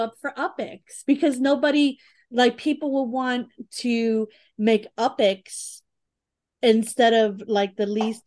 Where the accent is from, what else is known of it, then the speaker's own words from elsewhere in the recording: New York City, New York, United States; I'm from the Bronx